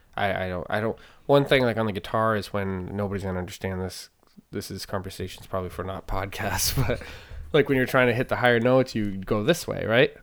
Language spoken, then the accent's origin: English; Maine, United States; also born or lived in Naples; I'm from Maine